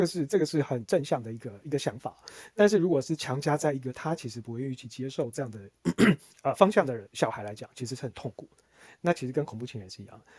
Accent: Taiwan; 我还是台湾土生土长的

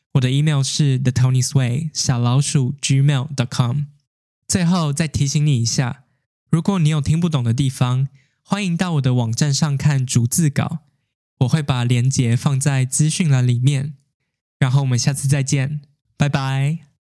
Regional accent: Taiwan; 自从我回台湾之后

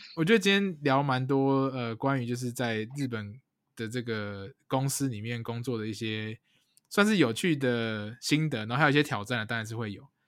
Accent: Taiwan; 我们如果台湾人在这种跨国文化的呃职场上面有什么样的优势吗

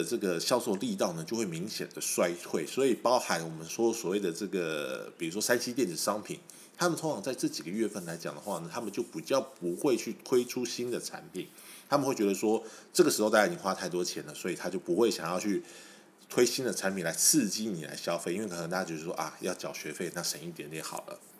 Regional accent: Taiwan; 我们台湾人都有个习俗，就是说鬼月的时候，我们不喜欢买车

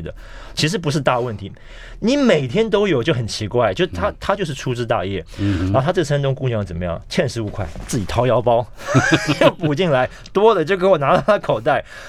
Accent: Taiwan; moved away as an adult; also born or lived in Beijing; 因为我们是台湾人

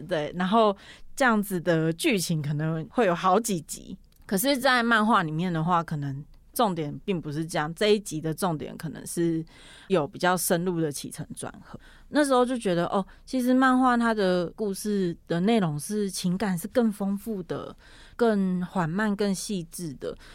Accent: Pingtung County, Taiwan; moved away as an adult; now in Taipei, Taiwan; 我小时候在屏东念书，然后大学的时候上来台北

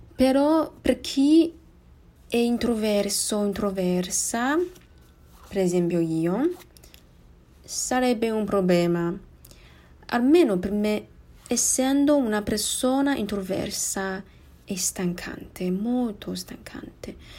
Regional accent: Taiwan; Italian is a second language; sono di Taiwan

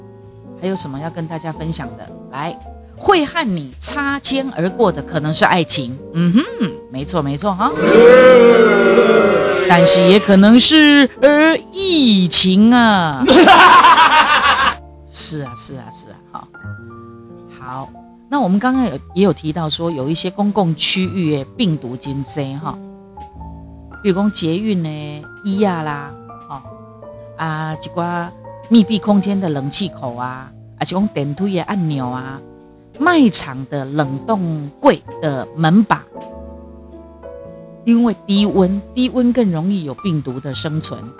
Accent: Taiwan; 世界的人敢看好哦，我们台湾人只示范一次哦，在两周内要解除三级哦

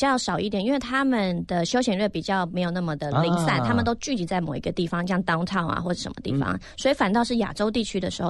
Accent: Netherlands; moved away as an adult; now in Taiwan; 我国小毕业后就移民去荷兰了，所以我是在荷兰长大，一直到我创业后才回来台湾。

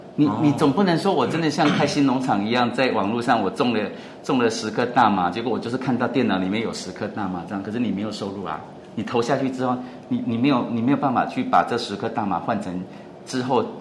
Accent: Taiwan; moved away as an adult; now in Chiang Rai, Thailand; 我们台湾人

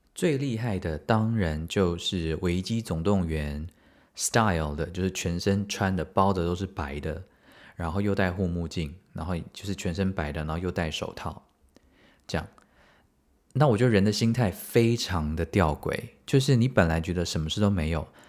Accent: Taiwan; 我们台湾人应该都蛮怕死的

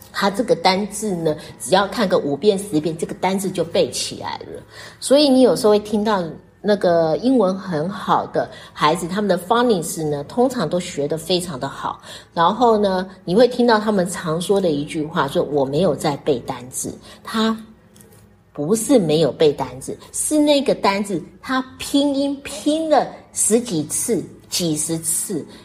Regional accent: Taiwan; 我们台湾人

